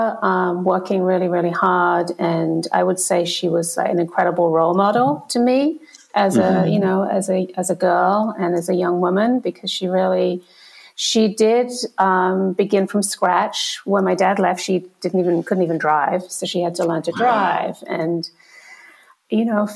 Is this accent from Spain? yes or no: no; Kent, South East England, United Kingdom; also born or lived in Liverpool; I was born in Liverpool, but then grew up. I was raised in Kent.